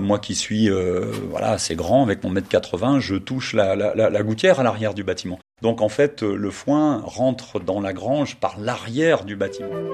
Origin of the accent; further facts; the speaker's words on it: Savoy, Auvergne-Rhône-Alpes, France; Je suis un savoyard, mais un savoyard du bas. je suis un savoyard de l'avant-pays